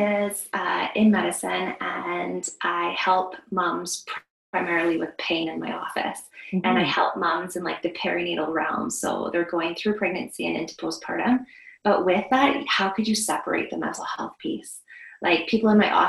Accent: Vancouver Island, British Columbia, Canada; now in Alberta, Canada; I grew up on Vancouver Island, and we lived in a forest there.

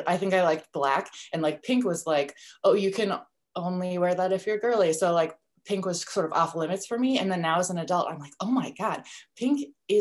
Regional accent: St. Paul, Minnesota, United States; also born or lived in New York City; I'm from St. Paul, but I really live south in like a country type suburb of St. Paul

